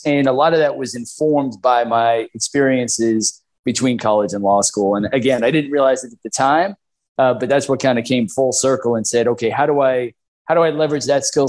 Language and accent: English; Long Island, New York, United States; moved away; I'm a New Yorker by background, born and raised in Long Island.